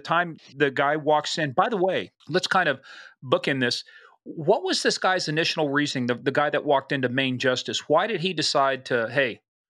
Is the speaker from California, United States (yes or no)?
no; Kansas, United States; I'm from Kansas, but not the areas where they did, not from Wamego and not from Goddard.